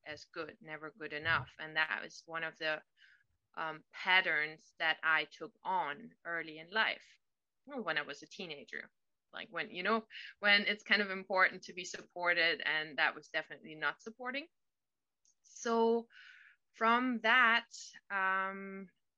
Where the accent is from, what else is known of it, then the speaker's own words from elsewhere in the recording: Berlin, Germany; now in California, United States; I am living in California now, but I'm originally from Germany, from Berlin.